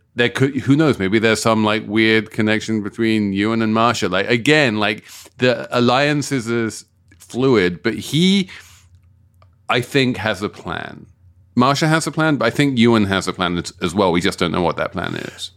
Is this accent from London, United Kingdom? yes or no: yes; London, United Kingdom; my hometown of South London